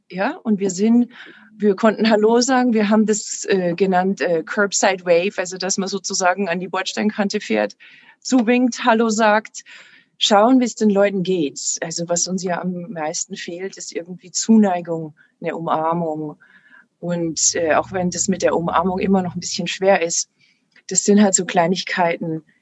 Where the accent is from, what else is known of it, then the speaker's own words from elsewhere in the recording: Passau, Bavaria, Germany; moved away; Ich komme ursprünglich aus Passau. Da war 2013 ein Riesenhochwasser.